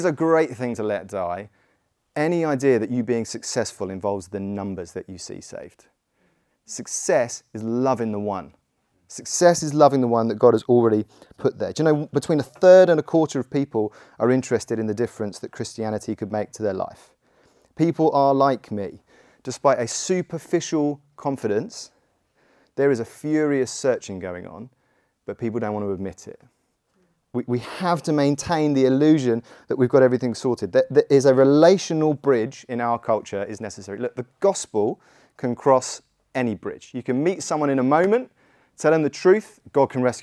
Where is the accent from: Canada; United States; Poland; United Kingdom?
United Kingdom; Godalming, South East England; I grew up in Godalming